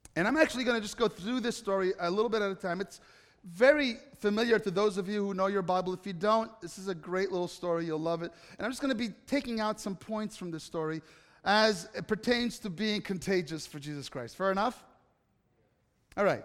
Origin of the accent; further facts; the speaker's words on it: Italy; moved away; growing up in Italy